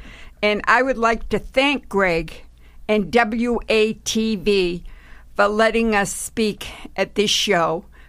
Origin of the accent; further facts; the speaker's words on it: Weymouth, Massachusetts, United States; I belong to the Boston chapter. I'm from Weymouth, Massachusetts.